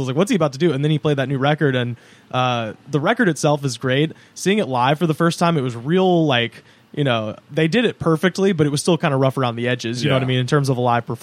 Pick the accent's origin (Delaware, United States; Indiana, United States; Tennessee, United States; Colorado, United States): Tennessee, United States; moved away as an adult; also born or lived in Auburn, Alabama; now in Los Angeles, United States; Tennessee, where I'm from